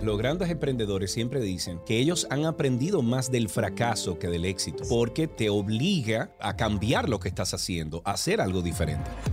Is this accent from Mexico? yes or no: no; Dominican Republic; somos todos dominicanos